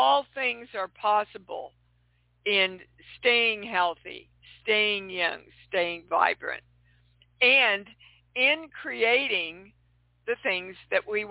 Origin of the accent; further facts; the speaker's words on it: Kansas City, Missouri, United States; moved away; I'm coming to you from my hometown of Kansas City. It's nice to be home.